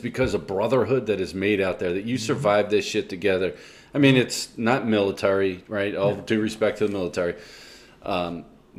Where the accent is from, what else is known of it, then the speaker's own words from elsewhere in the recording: McKinley area, near Willow Grove, Pennsylvania, United States; I grew up in McKinley area